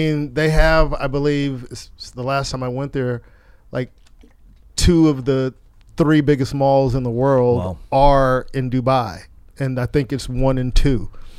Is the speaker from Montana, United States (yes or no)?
no; Carson, California, United States; I grew up in Del Amo.